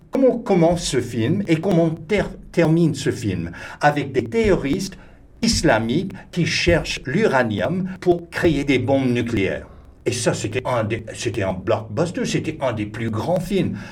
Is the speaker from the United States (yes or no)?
yes; Texas, United States; French is a second language; moved away; je suis du Texas, je suis un Américain